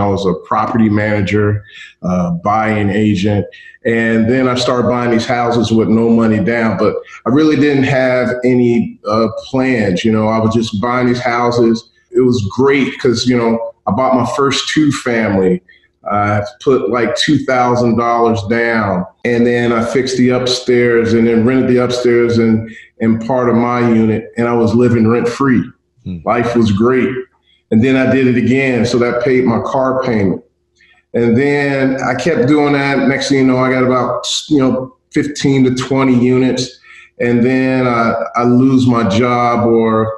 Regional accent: Cincinnati, Ohio, United States; moved away; also born or lived in Tuskegee, Alabama; I grew up in Cincinnati, attended Tuskegee University

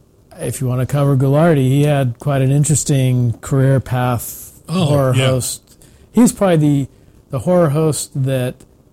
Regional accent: San Francisco Bay Area, California, United States; growing up in the San Francisco Bay Area

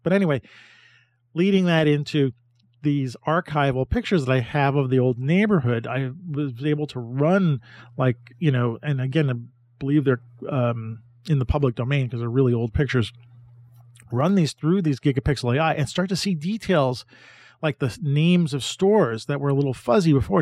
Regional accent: New York City, New York, United States; I'm a New Yorker.

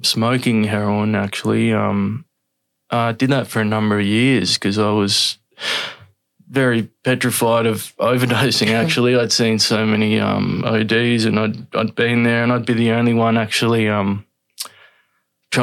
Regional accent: Sydney, New South Wales, Australia; I grew up Northern Beaches in Sydney.

